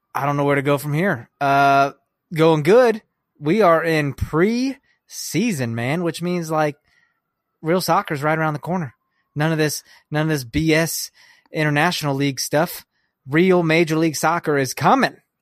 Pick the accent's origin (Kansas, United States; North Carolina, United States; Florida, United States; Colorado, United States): Kansas, United States; now in Chicago, United States; We're from Kansas